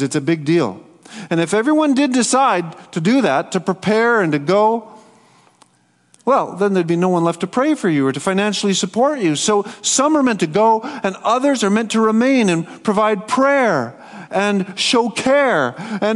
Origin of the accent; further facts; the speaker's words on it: Michigan, United States; now in Winnipeg, Canada; I grew up in the United States in the 60s and 70s during the Cold War. Living in Michigan